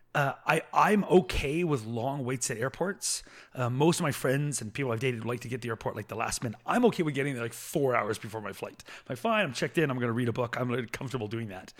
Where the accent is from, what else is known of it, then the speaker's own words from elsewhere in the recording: Canada; first language English; as a Canadian.